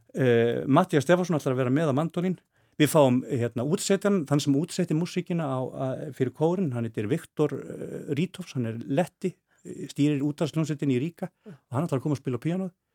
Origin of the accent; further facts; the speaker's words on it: Reykjavík, Capital Region, Iceland; Ég er uppalinn, fættur uppalinn í árbænum